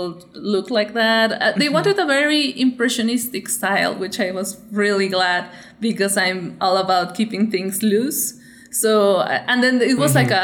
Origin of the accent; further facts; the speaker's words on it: Michoacán, Mexico; moved away as an adult; also born or lived in California, United States / Los Angeles, United States; I'm from Michoacán, and that's like one of the places in Mexico where we like take Day of the Dead like very seriously. It's a celebration, but like, yeah, it's super important to us. So I grew up doing Day of the Dead with my family every year